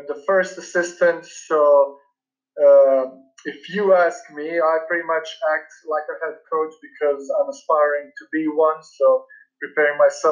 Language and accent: English; Split, Split-Dalmatia County, Croatia; moved away as an adult; also born or lived in Illinois / West Virginia / Pittsburgh; now in United States; I was born and raised in Split, Croatia